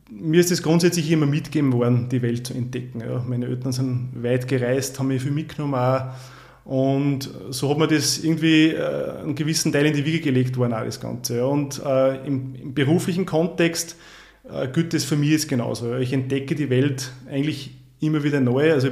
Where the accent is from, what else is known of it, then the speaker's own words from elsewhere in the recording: Upper Austria, Austria; ich komme ursprünglich aus dem Mühlviertel, bin nach Drankirchen für ein Jahr gezogen, bin aber schon länger im Salzkammergut, ähm, sesshaft, wenn ich so will.